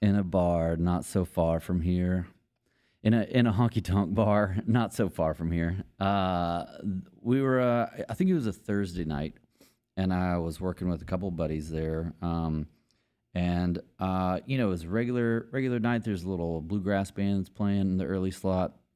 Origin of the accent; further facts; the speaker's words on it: Longview, Texas, United States; moved away as an adult; now in Austin, United States; I'm from East Texas, Longview, Texas